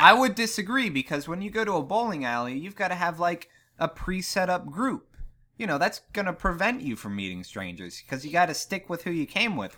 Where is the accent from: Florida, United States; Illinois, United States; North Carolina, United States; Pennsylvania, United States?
Pennsylvania, United States; Ligonier; my hometown of Ligonier, Pennsylvania